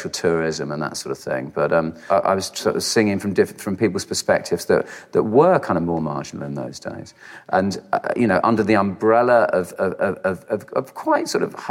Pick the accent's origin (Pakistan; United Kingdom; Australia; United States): United Kingdom; I don't feel particularly proud to be British